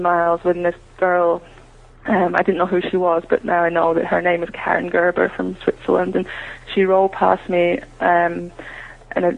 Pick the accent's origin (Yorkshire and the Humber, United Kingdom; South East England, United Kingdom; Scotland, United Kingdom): Scotland, United Kingdom; being British